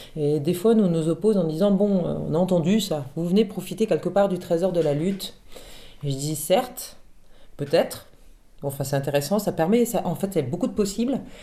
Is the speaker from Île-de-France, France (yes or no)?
yes; Paris, Île-de-France, France; moved away as an adult; now in Fontvive, France; Je suis parisienne mais j'ai beaucoup voyagé